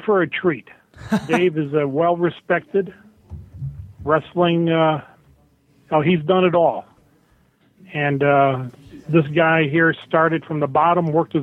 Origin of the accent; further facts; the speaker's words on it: Durand, Michigan, United States; I'm from Durand, Michigan